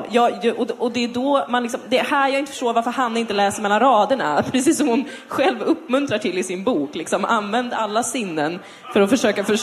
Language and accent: Swedish; Täby, Stockholm County, Sweden; Jag har bott i Täby. Jag har vuxit upp i Täby.